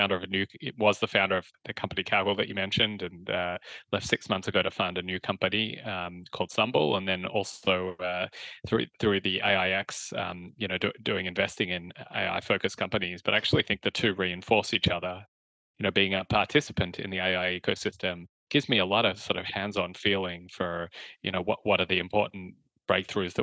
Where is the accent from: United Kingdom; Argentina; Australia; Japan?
Australia; moved away; You can tell I'm Australian originally. I graduated from Melbourne University